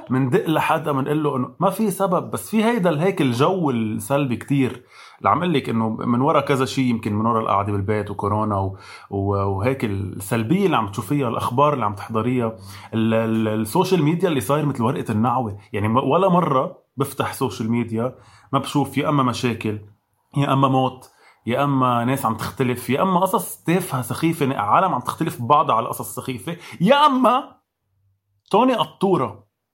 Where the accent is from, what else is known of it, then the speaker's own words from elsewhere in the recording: Lebanon; مش بس كلبنانية كعرب